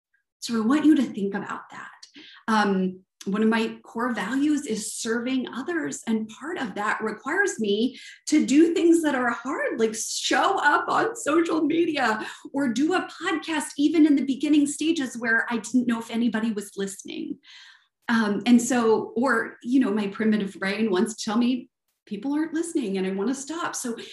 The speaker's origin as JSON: {"language": "English", "region": "the South", "country": "United States", "accent": "Southern", "said": "It's either my Southern accent or my high-pitched accent, right?"}